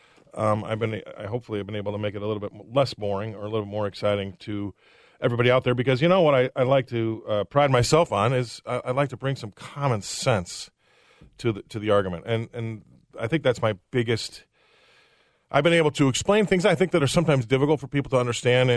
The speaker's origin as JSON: {"language": "English", "town": "Des Moines", "region": "Iowa", "country": "United States", "tie": "born or raised there", "also_born_or_lived": "England", "moved": "yes", "said": "I was born here. I'm from Des Moines, Iowa"}